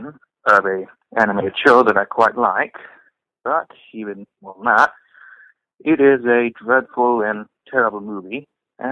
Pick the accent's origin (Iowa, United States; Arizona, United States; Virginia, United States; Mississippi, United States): Mississippi, United States; I'm from Mississippi